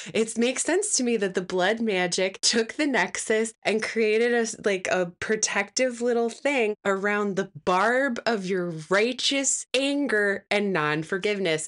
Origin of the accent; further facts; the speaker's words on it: Midwest, United States; a Midwesterner